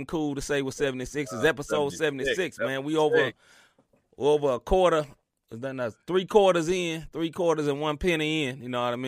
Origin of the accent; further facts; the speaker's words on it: Memphis, Tennessee, United States; moved away; I'm from Memphis, Tennessee.